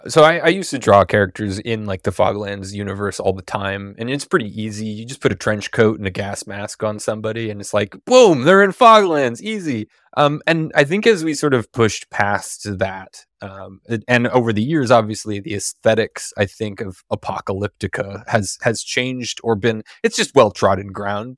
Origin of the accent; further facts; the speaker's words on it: Seattle, Washington, United States; I live in Seattle. I grew up in Seattle